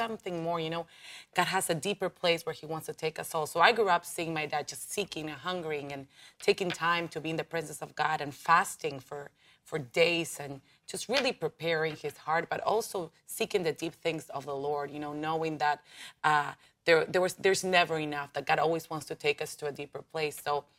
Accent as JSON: {"language": "English", "region": "Buenos Aires", "country": "Argentina", "first_language": "Spanish", "second_language": "English", "said": "I'm from Buenos Aires."}